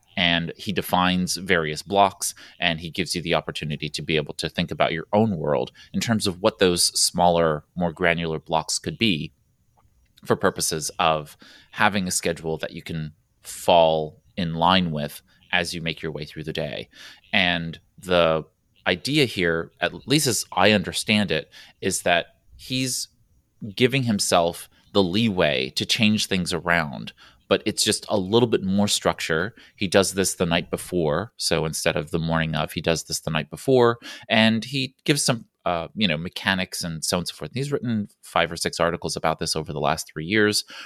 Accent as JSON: {"language": "English", "town": "New York City", "region": "New York", "country": "United States", "said": "I'm from New York City where the roads have lines and we still don't abide by them."}